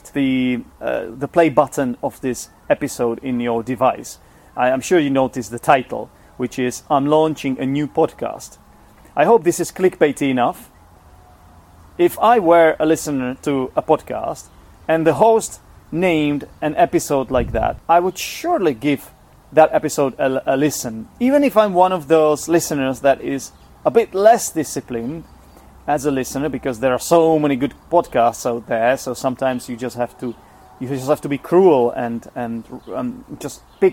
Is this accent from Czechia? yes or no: yes; Czechia; first language Czech; English is a second language; also born or lived in England; I'm Czech, I'm from the Czech Republic. Czech is my first language